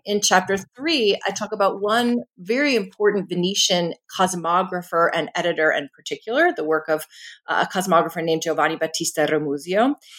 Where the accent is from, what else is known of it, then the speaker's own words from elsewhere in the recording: Philadelphia, Pennsylvania, United States; I am from Philadelphia